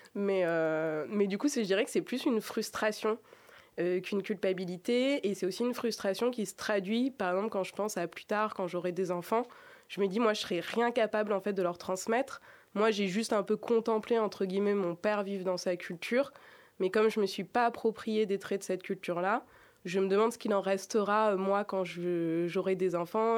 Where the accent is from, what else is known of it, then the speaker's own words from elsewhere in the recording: Grenoble, Auvergne-Rhône-Alpes, France; Je suis née à Grenoble et pas à, Annecy.